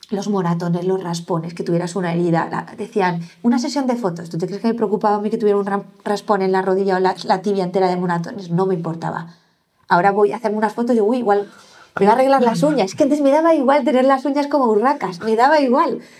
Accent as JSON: {"language": "Spanish", "town": "Vitoria", "region": "Basque Country", "country": "Spain", "also_born_or_lived": "Barcelona / Madrid", "said": "¿a, dónde pertenezco? O sea, soy de Vitoria, soy de Barcelona, soy de Madrid, ya no soy, no tengo esta, no era mi casa la que he construido"}